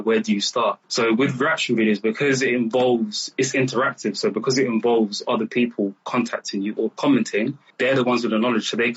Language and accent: English; Uganda; I'm from Uganda